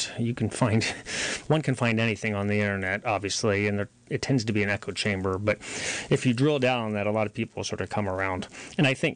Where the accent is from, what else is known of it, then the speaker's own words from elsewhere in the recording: Boonville, California, United States; moved away; also born or lived in Nashville, Tennessee; I'm from Boonville, but I lived in Nashville for 10 years